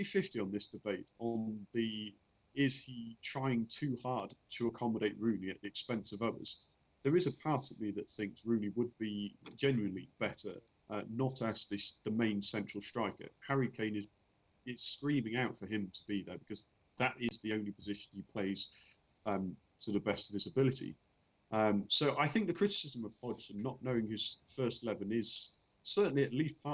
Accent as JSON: {"language": "English", "region": "England", "country": "United Kingdom", "said": "being English"}